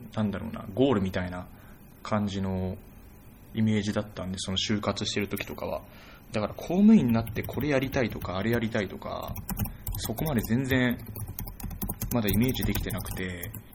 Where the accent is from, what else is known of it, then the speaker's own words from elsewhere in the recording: Saitama, Japan; あ私、埼玉出身なんですけど